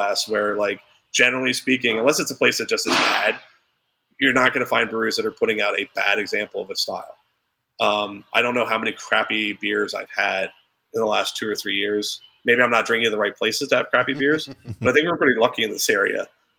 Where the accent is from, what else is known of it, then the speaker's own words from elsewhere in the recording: Pennsylvania, United States; I'm from Central PA, so I'm allowed to say it.